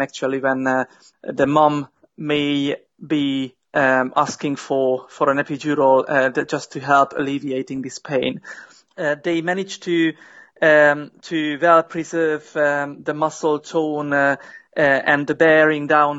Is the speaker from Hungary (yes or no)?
yes; Hungary; moved away as an adult; now in United Kingdom; I am from Hungary originally, and I came to the UK in 2010, 7 years ago.